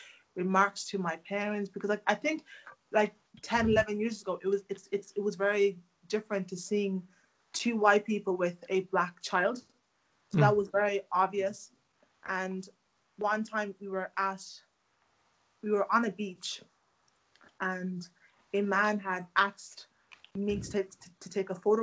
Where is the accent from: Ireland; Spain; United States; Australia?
Ireland; also born or lived in Democratic Republic of Congo; I'm from the Democratic Republic of Congo. I moved to Ireland when I was 5 years of age